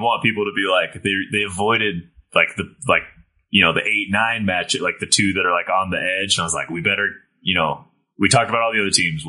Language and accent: English; United States; As an American sports fan